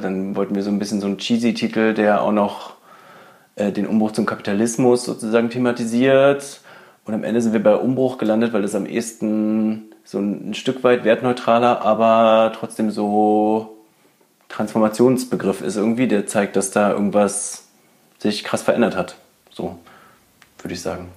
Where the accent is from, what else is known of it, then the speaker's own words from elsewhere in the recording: Berlin, Germany; ich bin auch in Berlin geboren